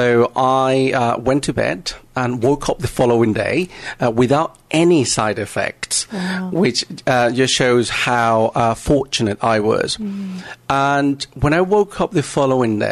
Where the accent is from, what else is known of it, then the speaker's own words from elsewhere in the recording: Panama; I am originally from Panama